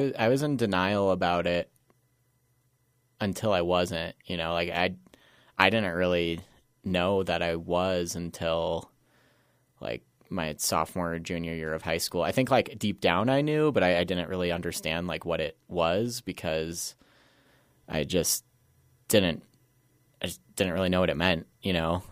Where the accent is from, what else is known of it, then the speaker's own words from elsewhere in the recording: Glenwood Springs, Colorado, United States; also born or lived in Roaring Fork Valley / Aspen / Denver; I grew up in Glenwood Springs, was born and raised there.